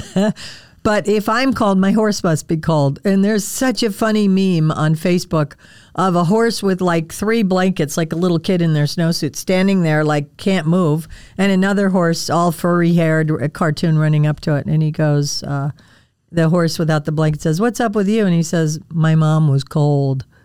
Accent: Wisconsin, United States; I grew up in Wisconsin

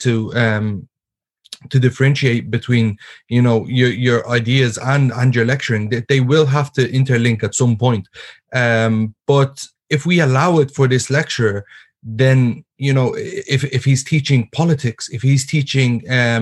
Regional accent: Ireland; being born and raised in Ireland

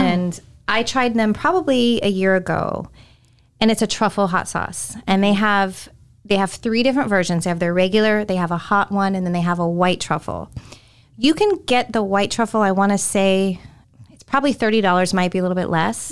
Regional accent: California, United States; moved away as an adult; also born or lived in Florida; now in Tampa Bay, United States; growing up in California, Delta was one of the airlines I always flew

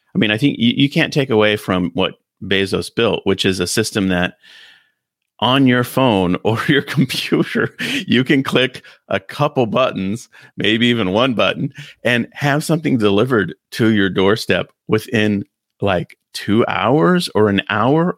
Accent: United States; in my hometown, little town where I grew up, Sears store was the big store you'd go

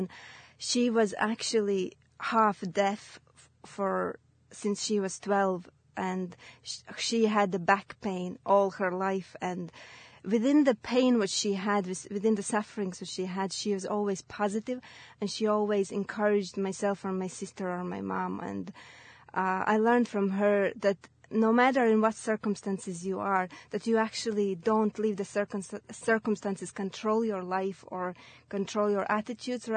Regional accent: Latvia; English is a second language; moved away as an adult; now in Ireland; I'm originally from Latvia, and I moved to Ireland 7 years ago.

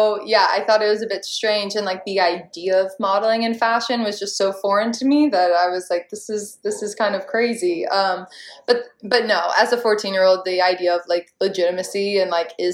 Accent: Charleston, South Carolina, United States; I was living in my hometown of Charleston, South Carolina

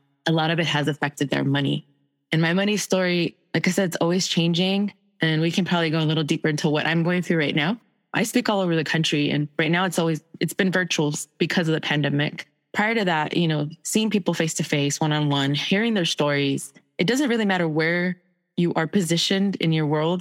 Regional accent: El Salvador; moved away; I'm from El Salvador. So most of my family fled during the Civil War.

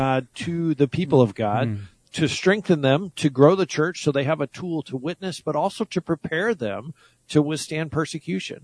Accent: United States; I was born in the United States

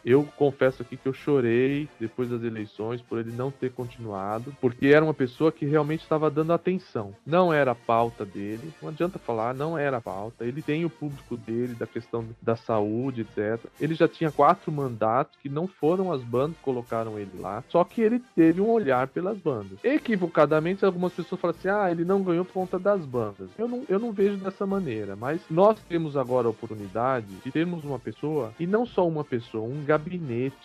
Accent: São Paulo, Brazil; Sou paulista, sou paulista, paulistano.

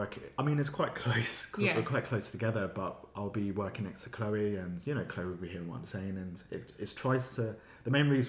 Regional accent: Kent, South East England, United Kingdom; now in London, United Kingdom; I'm originally from Kent.

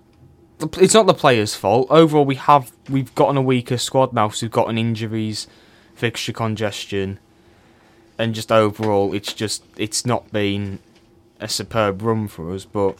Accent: Cork, Munster, Ireland; born there; But anyway, I was born in Cork.

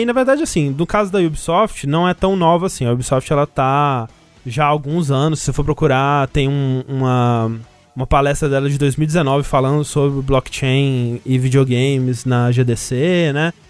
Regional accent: Brazil; a gente aqui, né, que tá falando isso é brasileiro

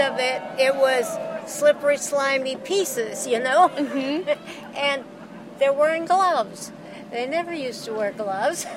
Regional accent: Two Harbors, Minnesota, United States; now in Iowa, United States; I was born and raised in Two Harbors, but I live now in Iowa

